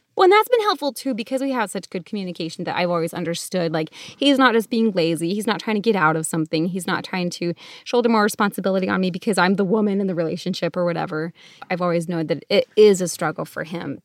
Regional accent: Connecticut, United States; now in Arizona, United States; I grew up in Connecticut, so yeah, East Coast, but now we live out in Arizona

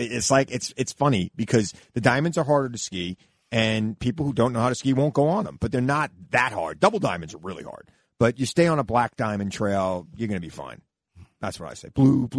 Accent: Lake Ronkonkoma, New York, United States; also born or lived in Centereach, New York / Albany, New York; Lake Ronkonkoma, where I grew up in Lake Ronkonkoma, but I moved to Center Reach when I was in ninth grade.

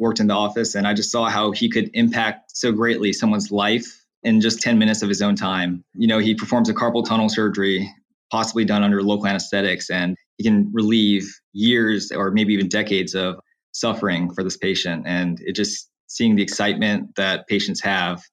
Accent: Slidell, Louisiana, United States; also born or lived in New Orleans, Louisiana; I'm from Slidell, Louisiana, and I'm currently an L3 medical student at Louisiana State University Health Sciences Center in New Orleans

